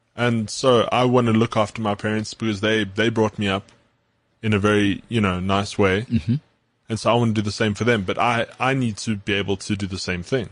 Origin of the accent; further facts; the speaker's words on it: South Africa; being South African